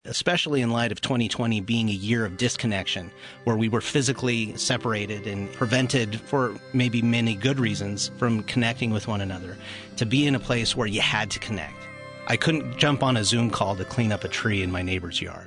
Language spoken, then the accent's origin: English; United States; also born or lived in Toronto, Canada (summers); I grew up mainly here, uh, with my mom through the school year